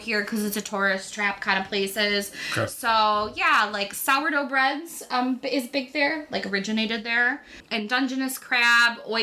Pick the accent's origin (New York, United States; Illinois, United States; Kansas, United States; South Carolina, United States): New York, United States; Buffalo; I'm from Buffalo